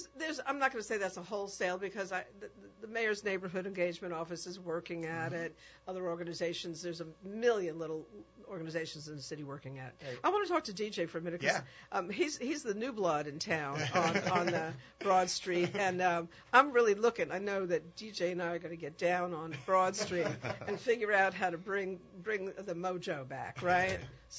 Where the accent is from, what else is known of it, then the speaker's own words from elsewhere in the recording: New York, United States; now in New Orleans, United States; When I go back to New York, my hometown